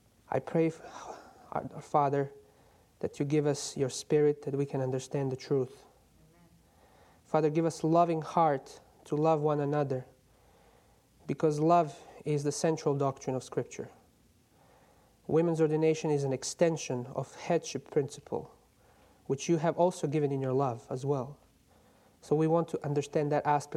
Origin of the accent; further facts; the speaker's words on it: Croatia; moved away; I'm from Croatia, but I'm a student at Andrews University